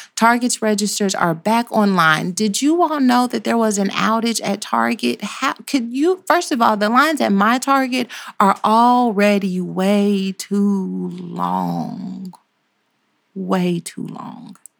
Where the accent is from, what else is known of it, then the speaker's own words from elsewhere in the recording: Texas, United States; we are the South as well. you can't get no more Southern than where we are